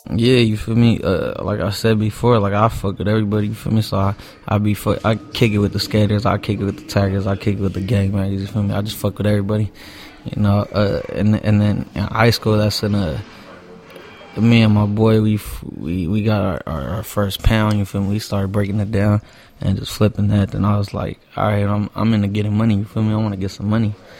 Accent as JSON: {"language": "English", "town": "Los Angeles", "region": "California", "country": "United States", "tie": "born or raised there", "also_born_or_lived": "Hawthorne, California", "said": "I pretty much grew up in East Hollywood my whole life"}